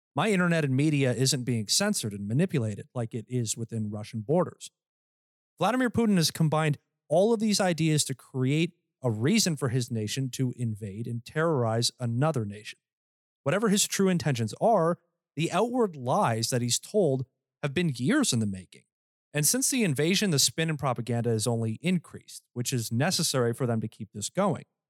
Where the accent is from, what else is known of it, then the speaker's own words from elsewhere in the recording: Canada; I'm Canadian